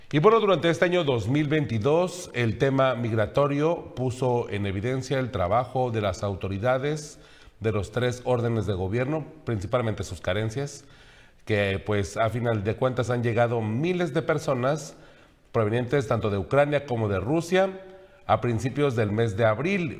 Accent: Mexico; nosotros como mexicanos

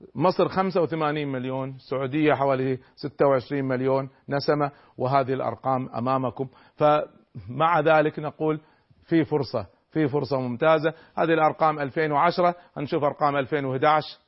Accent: Kuwait; نحن عندنا في الكويت

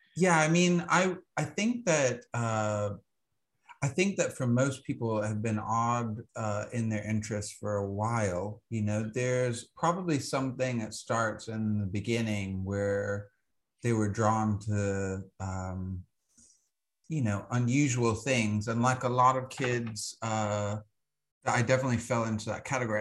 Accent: Alabama, United States; I grew up in Alabama

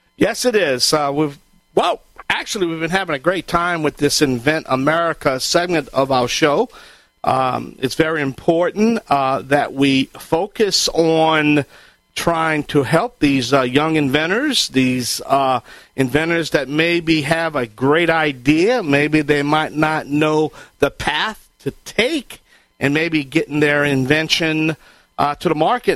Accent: Cajun, Louisiana, United States; I am the Cajun contractor

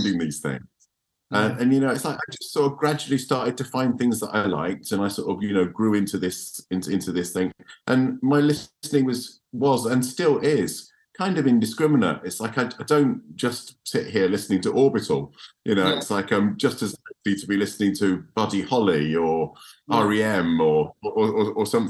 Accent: Chelmsford, East of England, United Kingdom; I grew up in Chelmsford in Essex

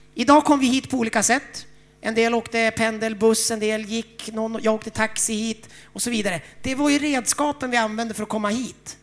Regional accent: Umeå, Västerbotten County, Sweden; jag är uppvuxen i Frälsningsarmén i Umeå

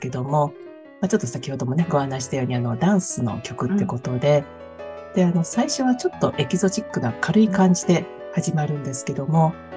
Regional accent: Kansai, Japan; now in Sydney, Australia; 関西人としては

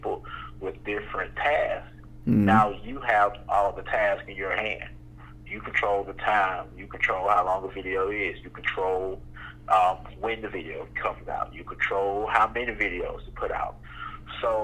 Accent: Mobile, Alabama, United States; I am from Mobile, Alabama

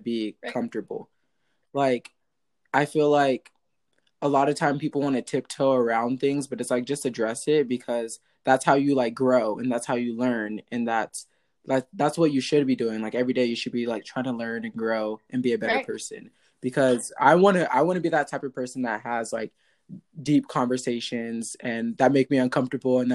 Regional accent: Stockton, California, United States; growing up in Stockton, like that is not the best mm-hmm. place to be

